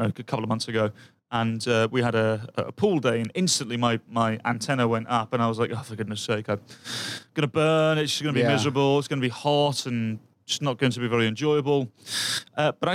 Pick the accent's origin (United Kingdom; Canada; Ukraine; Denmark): United Kingdom; England; now in Minnesota, United States; I'm from England